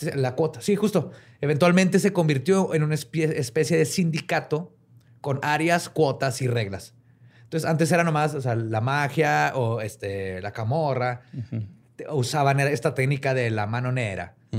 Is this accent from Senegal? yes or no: no; northern Mexico, Mexico; accent: norteño; como norteño, güey. Siempre nos dicen que hablamos bien fuerte